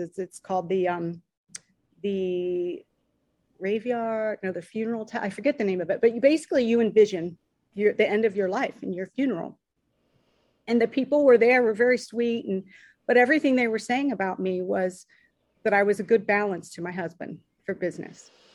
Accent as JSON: {"language": "English", "town": "Dayton", "region": "Ohio", "country": "United States", "tie": "born or raised there", "said": "we grew up in Dayton, Ohio"}